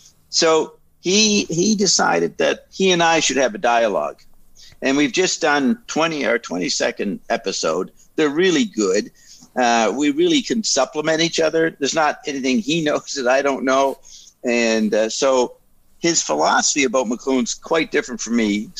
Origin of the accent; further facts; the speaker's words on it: Paris, Île-de-France, France; born there; I was involved in intelligence way back in Europe because I was born in Paris.